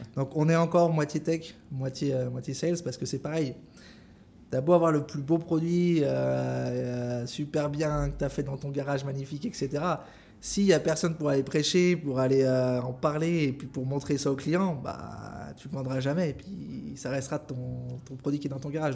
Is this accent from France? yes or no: yes; France; moved away as an adult; also born or lived in Vietnam / Singapore; je suis français à l'origine